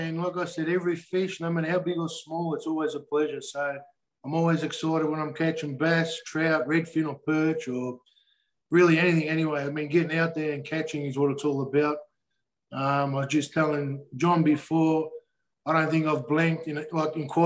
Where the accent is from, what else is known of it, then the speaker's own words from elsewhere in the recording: Australia; moved away as an adult; now in Florida, United States; my home country, Australia. Born and bred and raised, I lived there for 39 years.